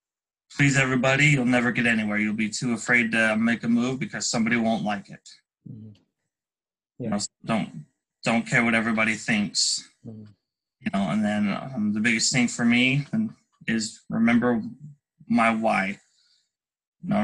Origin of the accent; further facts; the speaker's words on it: Salt Lake City, Utah, United States; I'm from Salt Lake City, Utah, a local business owner